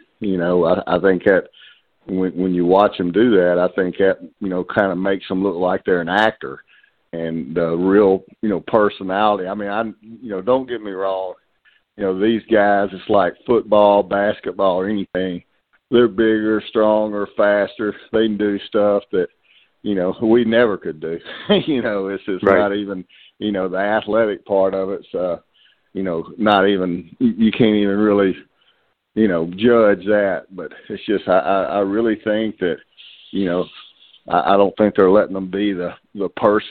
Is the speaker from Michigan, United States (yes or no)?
no; Memphis, Tennessee, United States; I grew up in Memphis